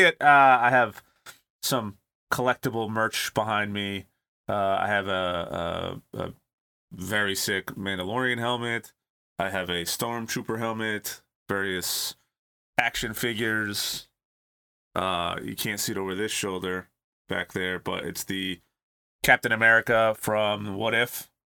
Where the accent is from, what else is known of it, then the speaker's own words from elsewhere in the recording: California, United States; growing up in California